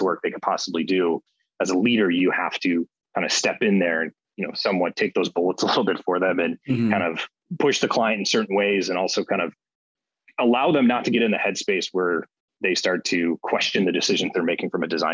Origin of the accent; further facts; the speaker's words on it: Cleveland, Ohio, United States; now in Chicago, United States; I grew up in Cleveland, Ohio